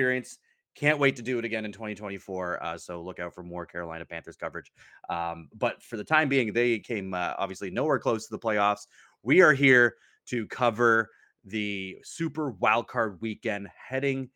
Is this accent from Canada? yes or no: yes; Canada; us Canadians